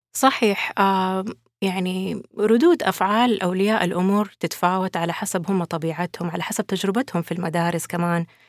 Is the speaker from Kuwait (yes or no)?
no; Saudi Arabia; عندنا في السعودية